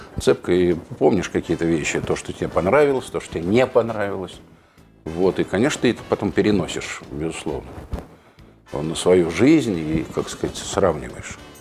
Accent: Moscow, Russia; я родился в Москве, я и прожил в Москве

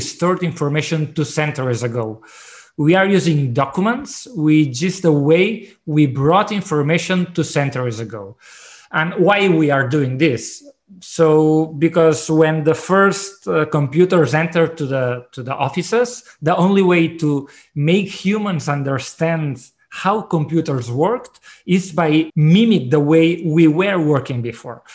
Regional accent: Barcelona, Catalonia, Spain; I'm from Barcelona.

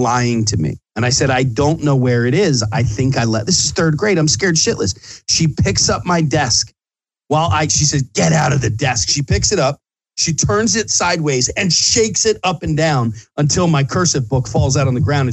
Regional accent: Bala Cynwyd, Pennsylvania, United States; I grew up in Bala Cynwyd. I live in Bala Cynwyd

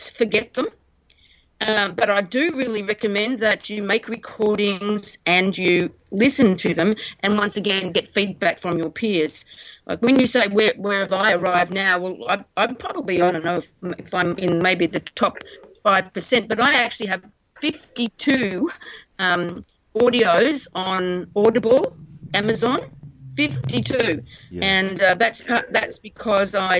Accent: Australia; we're Australian

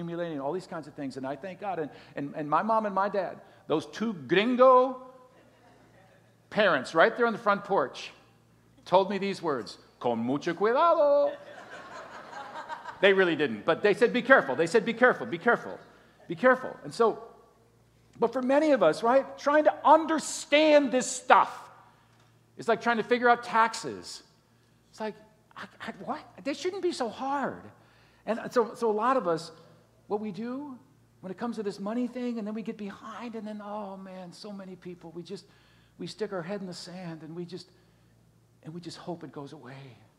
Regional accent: Green Bay, Wisconsin, United States; moved away as an adult; now in Miami, United States; growing up in Green Bay, Wisconsin

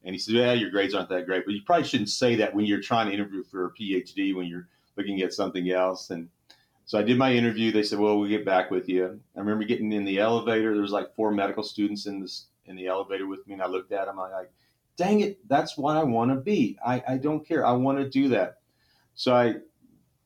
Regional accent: Central Texas, United States; also born or lived in Temple, Texas; I grew up actually in Central Texas. I was born in Temple, Texas

